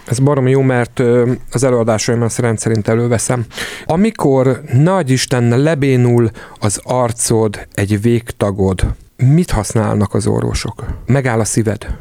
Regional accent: Hungary; ebben nagyon magyarok vagyunk

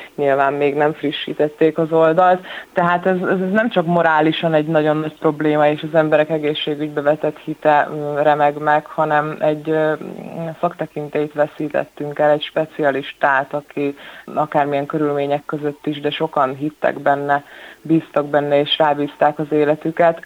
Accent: Szolnok, Jász-Nagykun-Szolnok, Hungary; én szolnoki vagyok, szolnokon élek

